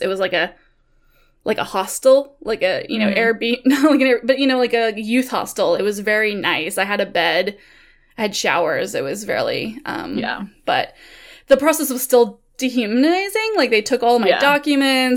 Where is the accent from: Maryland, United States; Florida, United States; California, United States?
California, United States; Napa; now in Portland, United States; I grew up in the Bay Area of California. Napa, to be specific. And I was born and raised there